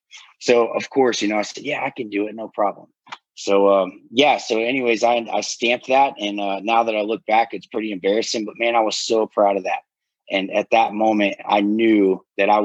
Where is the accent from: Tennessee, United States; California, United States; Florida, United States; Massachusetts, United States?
Florida, United States; now in Blairsville, United States; I'm originally from Florida